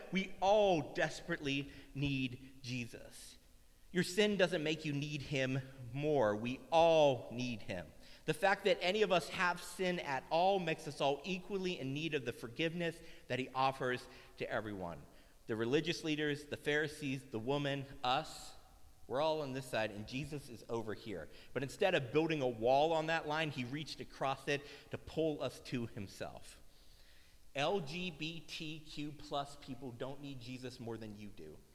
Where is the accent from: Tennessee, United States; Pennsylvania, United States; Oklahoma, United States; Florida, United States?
Tennessee, United States; I grew up in Tennessee we spent a lot of time playing in dirt